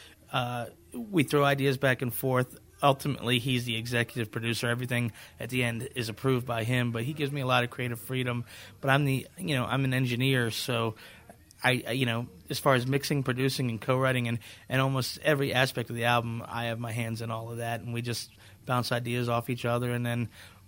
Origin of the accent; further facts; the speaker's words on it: Virginia, United States; I'm from Virginia.